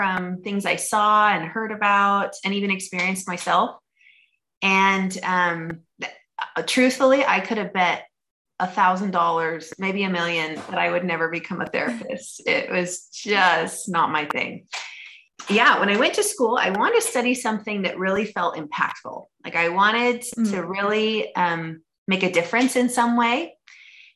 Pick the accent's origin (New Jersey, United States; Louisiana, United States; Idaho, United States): Idaho, United States; moved away as an adult; now in Orem, United States; So I am originally from Idaho. That's where I was born and raised